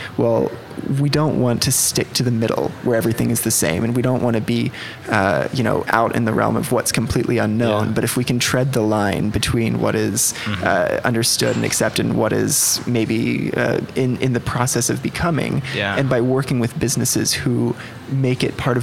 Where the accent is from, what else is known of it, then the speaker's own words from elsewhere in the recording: Oklahoma City, Oklahoma, United States; also born or lived in Los Angeles, California; I'm 24 years old, and I moved here when I was 12 years old